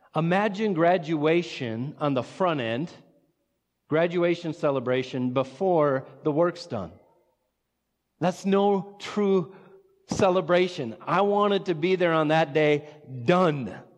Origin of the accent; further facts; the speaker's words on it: Watertown, South Dakota, United States; also born or lived in Sioux Falls; I grew up in Watertown